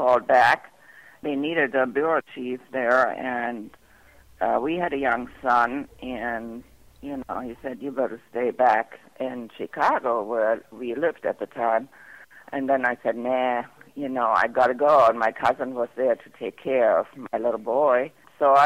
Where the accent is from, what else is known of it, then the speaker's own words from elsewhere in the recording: Germany; moved away as an adult; also born or lived in England; I'm German